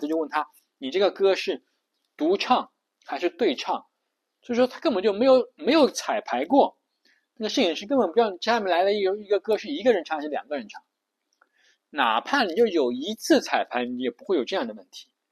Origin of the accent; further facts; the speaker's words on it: China; 我们都是中国人